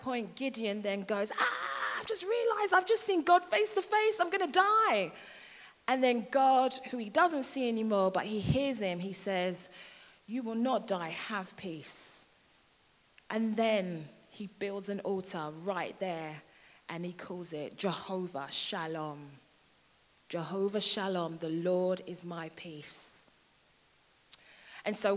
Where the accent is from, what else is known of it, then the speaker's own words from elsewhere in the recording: London, United Kingdom; moved away as an adult; now in Hertfordshire, United Kingdom; I'm from London and I've been in Hertfordshire now for about 13 years.